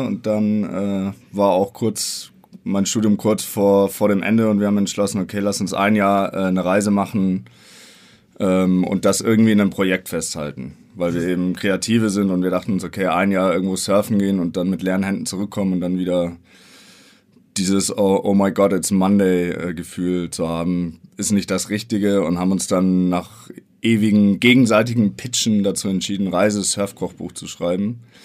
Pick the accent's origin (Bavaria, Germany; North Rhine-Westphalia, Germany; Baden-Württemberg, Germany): Bavaria, Germany; Wir kommen beide aus Bayern.